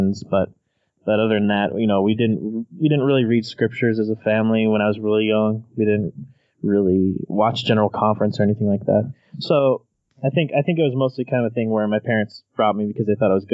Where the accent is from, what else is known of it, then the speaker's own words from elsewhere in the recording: Ogden, Utah, United States; So I grew up in northern Utah, in the Pleasant View, North Ogden, Ogden area. So I was born in Ogden